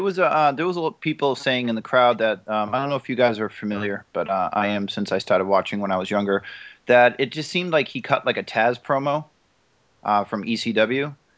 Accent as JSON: {"language": "English", "town": "Boston", "region": "Massachusetts", "country": "United States", "said": "I am from Boston"}